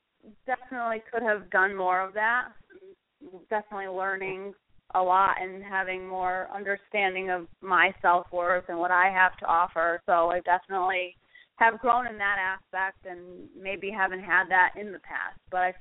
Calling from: Connecticut, United States; I'm calling from Connecticut.

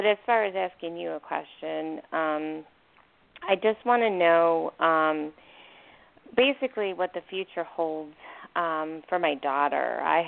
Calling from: Arizona, United States; from Arizona.

